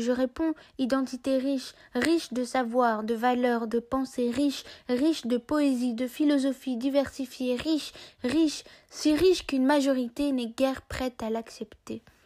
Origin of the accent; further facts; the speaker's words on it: Belgium; je suis née en Europe, j'y ai étudié, grandi, et je l'aime